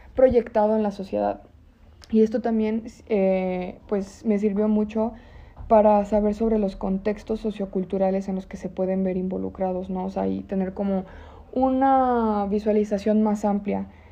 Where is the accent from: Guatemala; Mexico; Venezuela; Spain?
Mexico; León, Guanajuato; como leoneses, hasta como mexicanos